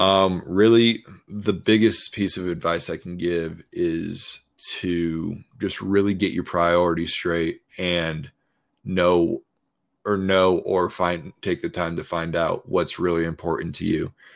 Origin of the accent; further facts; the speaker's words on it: Colorado, United States; moved away as an adult; also born or lived in Baltimore; I grew up in Colorado, went to Colorado State, never really moved out of my home state